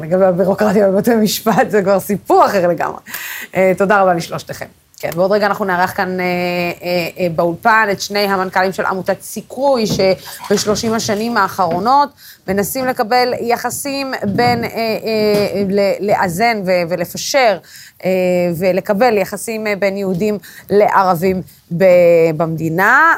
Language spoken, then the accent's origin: Hebrew; Israel; אני, כישראלית